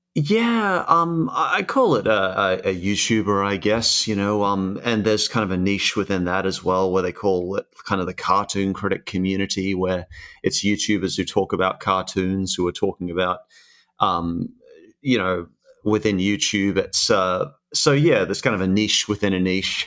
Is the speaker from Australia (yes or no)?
yes; Australia; also born or lived in Sydney, New South Wales / Brisbane, Queensland; I started in Sydney when I was a kid, and then around 10 years old, I moved up to Brisbane, uh, Queensland.